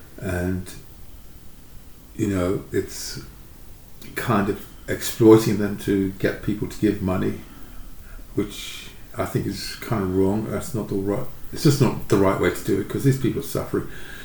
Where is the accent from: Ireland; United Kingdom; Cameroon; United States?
United Kingdom; England; Certainly, sort of coming from I grew up in England.